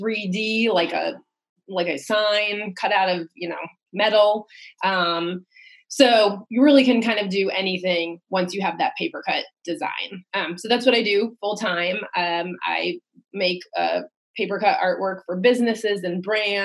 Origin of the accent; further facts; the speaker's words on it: Rhode Island, United States; moved away as an adult; now in Baltimore, United States; I'm actually from a very small, the smallest state in the Union, Rhode Island. And I came here to go to school for college